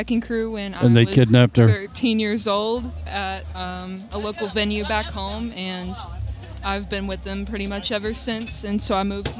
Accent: Knoxville, Tennessee, United States; moved away as an adult; now in Michigan, United States; I'm from Tennessee, Knoxville, Tennessee.

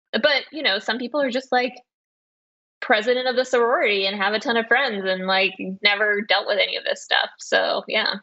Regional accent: West Texas, United States; I grew up in West Texas and my parents were Russian Jewish refugees

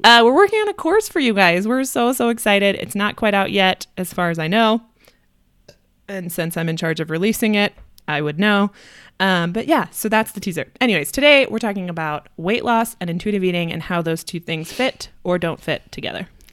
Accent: Midwest, United States; now in Denver, United States; We're both from the Midwest

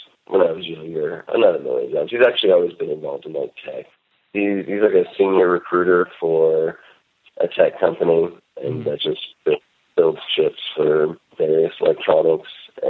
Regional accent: Gainesville, Florida, United States; born there; now in Northern California, United States

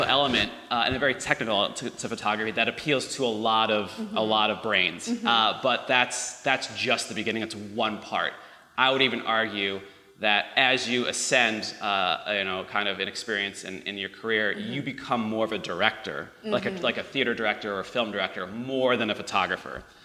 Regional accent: Chicago, Illinois, United States; now in Los Angeles, United States; Chicago, where I'm from Chicago

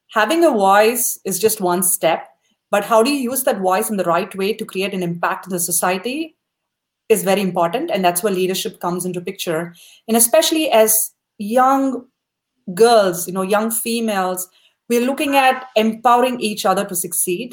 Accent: South India, India; moved away as an adult; now in United States; When we grew up in India back in the 90s

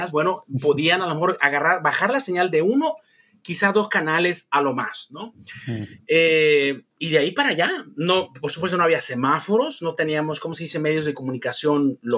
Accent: San Luis Potosí, Mexico; la gente de mi pueblo, nosotros, todo, toda esa región del, altiplano, San Luis Potosí, venimos de los, los huachichiles, ¿eh? de la tribu de los guachichiles

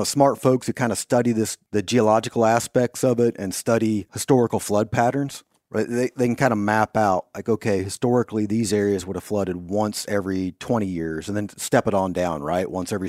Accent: Kansas, United States; You know, even in my home state of Kansas, you know, there's some areas in eastern Kansas

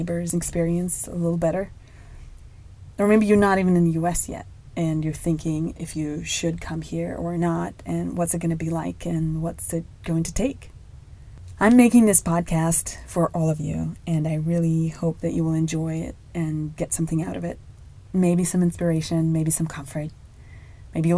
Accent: Moscow, Russia; moved away as an adult; now in United States; I was born and raised in Moscow, Russia

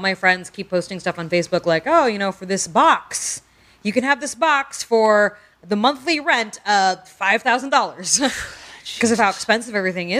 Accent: San Francisco, California, United States; San Francisco.

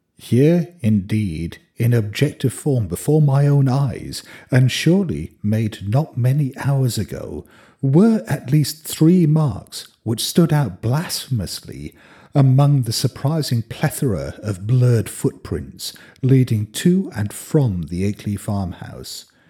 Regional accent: Hong Kong; also born or lived in Geneva, Switzerland; When I was a kid, Hong Kong was like one big building site

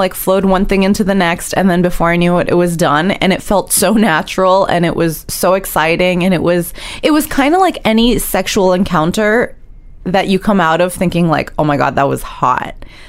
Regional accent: New York City, New York, United States; I grew up in New York City

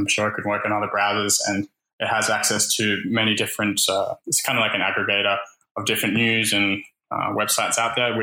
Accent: Australia; even though I'm Australian, I live here

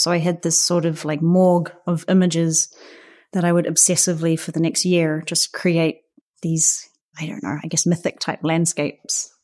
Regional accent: Auckland, New Zealand; moved away as an adult; now in Berlin, Germany; I'm from Aotearoa, New Zealand

